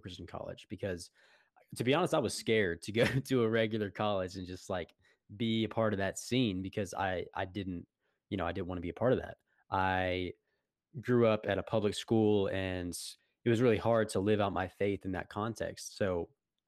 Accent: Florida, United States; moved away as an adult; I'm from Florida originally

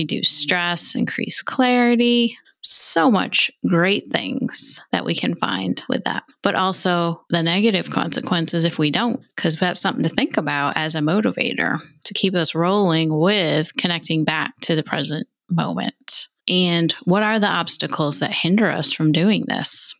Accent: New York, United States; I'm from New York State

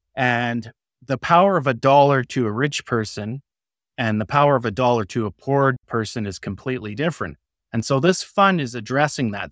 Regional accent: Canada; I'm a Canadian

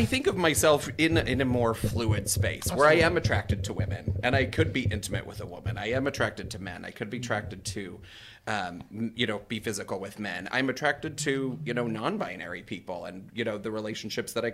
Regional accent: North Idaho, United States; moved away as an adult; also born or lived in Phoenix, Arizona; I had grown up in the Pacific Northwest and, you know, we lived in a small town in Idaho

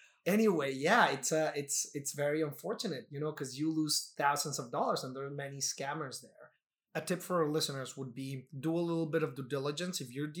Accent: Mexico; moved away as an adult; now in New York, United States; when I initially got the lease for the first time, I'm coming from Mexico, I was reading the lease word by word

